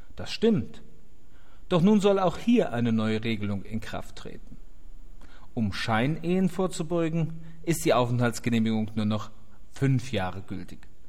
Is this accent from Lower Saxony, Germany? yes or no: no; Mainz, Rhineland-Palatinate, Germany; now in Brazil; ich als gebürtiger Mainzer